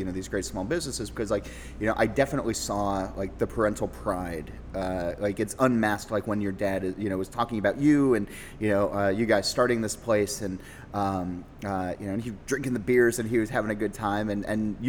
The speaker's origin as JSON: {"language": "English", "country": "United States", "tie": "born or raised there", "said": "Born and raised in America."}